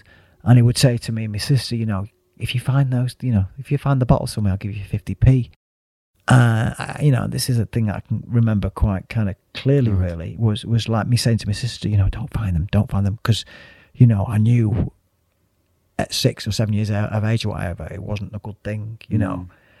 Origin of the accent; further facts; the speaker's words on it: Withington, North West England, United Kingdom; born there; also born or lived in Burnage / Stoke-on-Trent / Wales / Stockport; I was born in Withington, lived in Burnage, and then the next thing we were moving to Stoke-on-Trent, and the next thing we were moving to Wales, and the next thing we were moving to Stockport, the next thing we were moving to the Isle of Man.